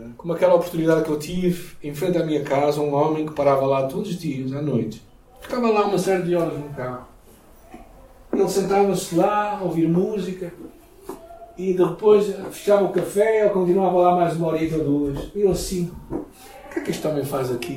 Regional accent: Portugal; Eu sou português

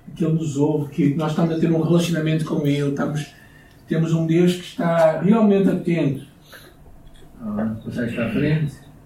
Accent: Portugal; como bons portugueses

